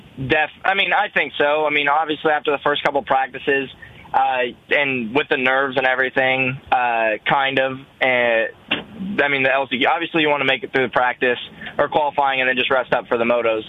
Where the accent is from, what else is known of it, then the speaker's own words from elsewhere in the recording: Kansas, United States; I'm from Kansas